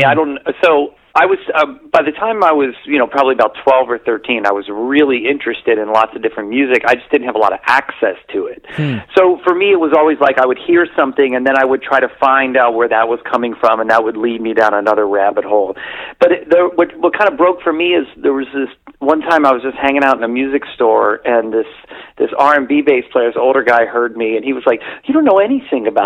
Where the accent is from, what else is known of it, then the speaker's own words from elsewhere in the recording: Cincinnati, Ohio, United States; moved away as an adult; now in Chicago, United States; I was born and raised in Cincinnati